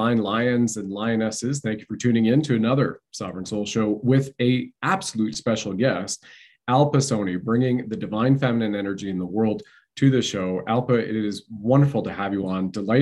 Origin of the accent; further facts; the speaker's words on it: Canada; I grew up in Canada, right? Was part of the Canadian Armed Forces